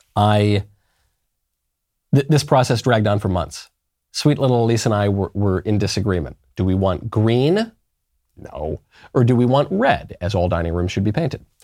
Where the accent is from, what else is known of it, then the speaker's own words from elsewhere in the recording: New York, United States; I'm a New Yorker